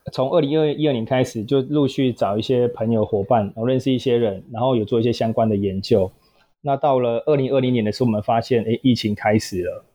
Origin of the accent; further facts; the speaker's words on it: southern Taiwan, Taiwan; 本身南部人啊，所以求学阶段啦，然后也没有到北部，北部过，然后也是土生土长的南部人